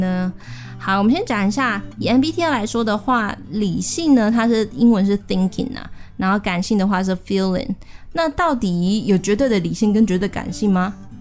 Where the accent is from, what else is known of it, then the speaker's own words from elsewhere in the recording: Tainan, Taiwan; 我是台南人